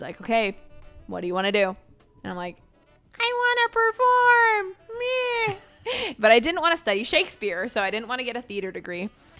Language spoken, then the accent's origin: English; Eugene, Oregon, United States; moved away as an adult; now in Orlando, United States; Eugene, Oregon.